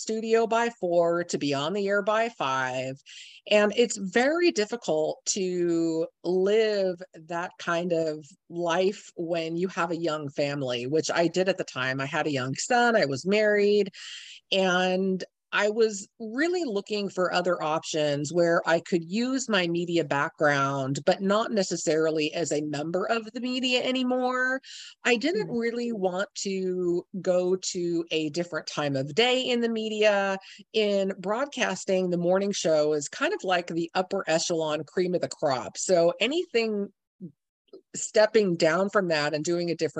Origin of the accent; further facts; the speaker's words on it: San Francisco, California, United States; moved away as an adult; now in Seattle, United States; I grew up in the San Francisco area